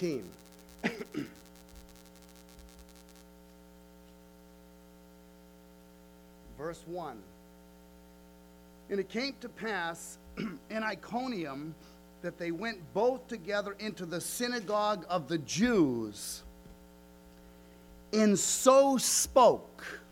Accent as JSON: {"language": "English", "town": "Leicester", "region": "Massachusetts", "country": "United States", "tie": "born or raised there", "said": "my hometown, which is now Leicester"}